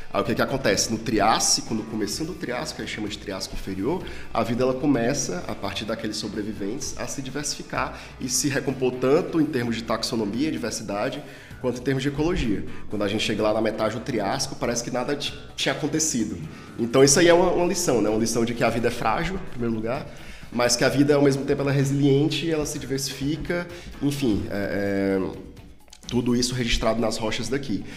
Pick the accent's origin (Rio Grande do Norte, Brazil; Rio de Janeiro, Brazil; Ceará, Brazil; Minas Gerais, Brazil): Ceará, Brazil; now in Rio Grande do Sul, Brazil; como o meu sotaque já revela, eu não sou gaúcho, eu sou cearense